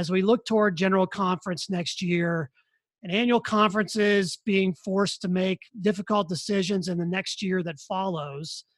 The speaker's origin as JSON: {"language": "English", "region": "Western Pennsylvania", "country": "United States", "accent": "Western Pennsylvania", "moved": "yes", "lives_now": "Colorado, United States", "said": "my Western Pennsylvania accent"}